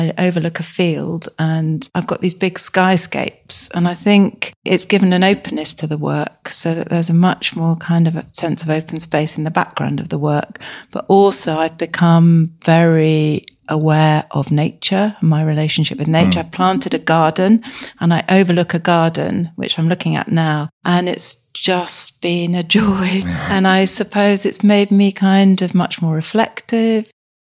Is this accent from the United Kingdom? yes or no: yes; South East England, United Kingdom; moved away as an adult; now in Somerset, United Kingdom; in 2019, having lived in Hampshire all my life. So it was a very big move and it just coincided with lockdown.